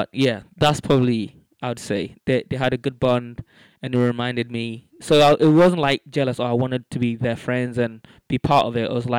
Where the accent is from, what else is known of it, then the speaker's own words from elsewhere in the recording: London, United Kingdom; So when growing up in London, there was a core group of us, all kind of Africans, football mad, party together, jam together, argue together.